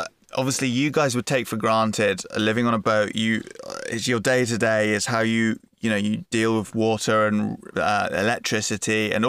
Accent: England, United Kingdom; As an Englishman

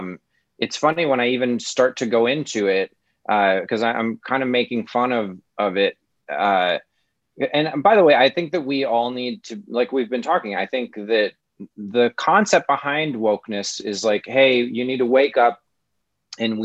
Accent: Midwest, United States; I'm from the Midwest

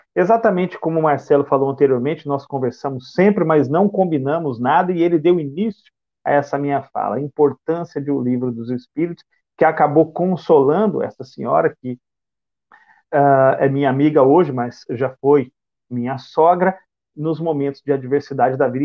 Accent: Bauru, São Paulo, Brazil; moved away as an adult; now in Salvador, Brazil; Eu sou oriundo do interior do estado de São Paulo, da cidade de Bauru, e resido em Salvador há sete anos

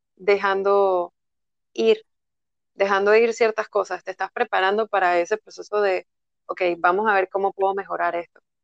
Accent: Panama; moved away as an adult; also born or lived in Netherlands; yo soy de Panamá

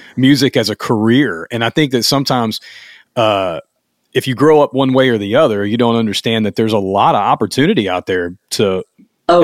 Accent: the South, United States; I'm from the South

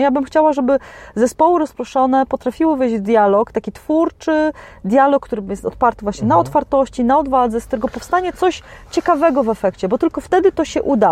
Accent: Poland; jestem z Polski

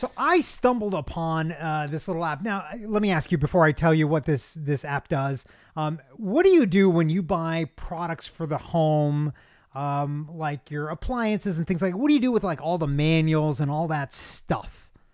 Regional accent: Kentucky, United States; I'm from Kentucky

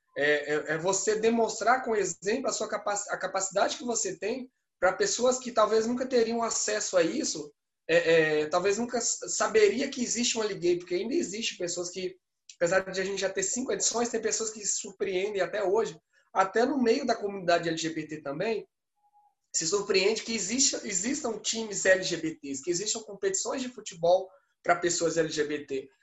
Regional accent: Pernambuco, Brazil; moved away; also born or lived in Minas Gerais; eu sou pernambucano

